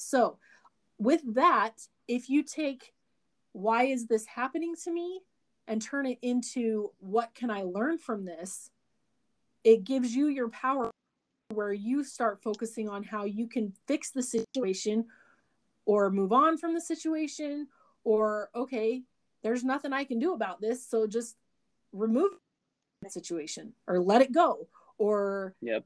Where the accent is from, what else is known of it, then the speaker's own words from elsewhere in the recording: Burley, Idaho, United States; I grew up in Burley, Idaho born and raised, and I still live here in Burley, Idaho.